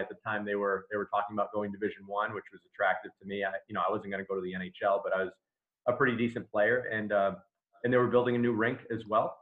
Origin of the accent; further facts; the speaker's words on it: Smithfield, Rhode Island, United States; I'm a lifelong Rhode Islander. I, I grew up in Smithfield. Um, we moved there when I was like four, so I consider that my my hometown.